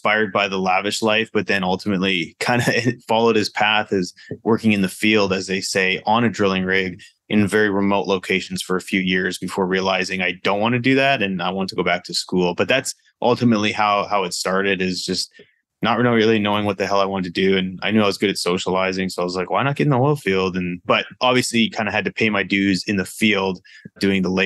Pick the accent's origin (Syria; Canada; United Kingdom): Canada; Vernon, British Columbia; moved away; I'm originally from Canada, grew up in Canada on the West Coast, Vernon, British Columbia